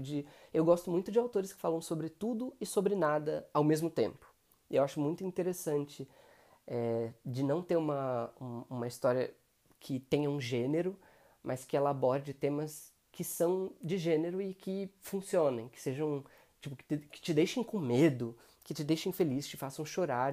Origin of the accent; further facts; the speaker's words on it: São Paulo, Brazil; eu tenho 28 anos, sou de São Paulo.